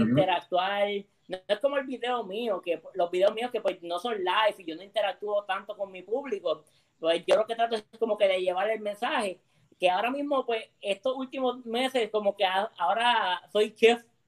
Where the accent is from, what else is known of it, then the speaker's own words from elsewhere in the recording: Mayagüez, Puerto Rico; moved away as an adult; now in San Juan, Puerto Rico; yo soy de Mayagüez de Quebrada Grande